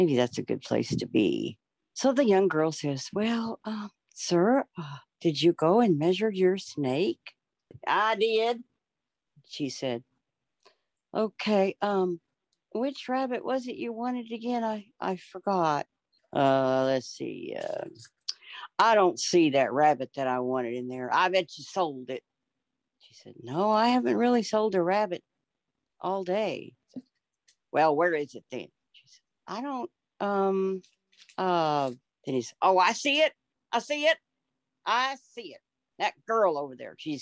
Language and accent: English; Texas, United States; now in Oklahoma, United States; I'm from Texas, but I live in Oklahoma right now